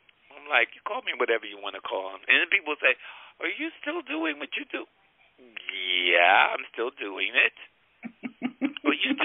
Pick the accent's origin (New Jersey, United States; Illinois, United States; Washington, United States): New Jersey, United States; Newark; I grew up in Newark